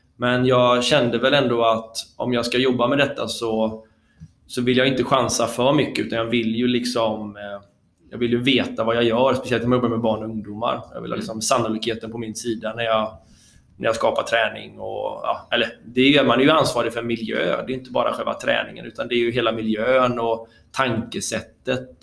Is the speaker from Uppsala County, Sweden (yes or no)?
no; Bollebygd, Västra Götaland, Sweden; also born or lived in Gothenburg; i Bollebygd där jag är uppvuxen